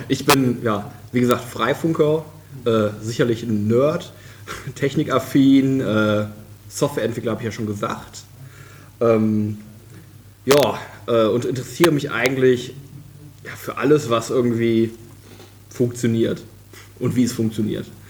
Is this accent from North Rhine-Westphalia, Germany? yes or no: yes; Krefeld, North Rhine-Westphalia, Germany; moved away as an adult; now in Kiel, Germany; aufgewachsen bin ich äh, in Krefeld. Das ist in der Nähe von Düsseldorf. Ähm, hab da auch äh, ja, quasi meine Kindheit verbracht